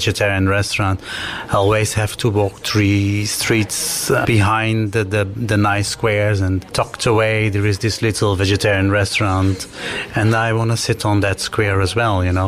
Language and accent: English; Suriname; now in The Hague, Netherlands; I'm from Suriname